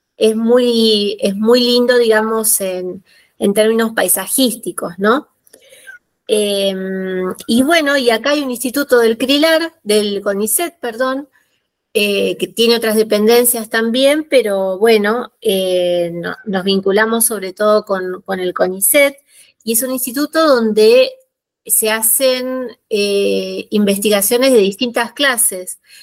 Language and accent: Spanish; Buenos Aires, Argentina; moved away as an adult; now in La Rioja, Argentina; yo nací en la ciudad de Buenos Aires, soy porteña, eh, viví siempre en barrios del sur de, la ciudad de Buenos Aires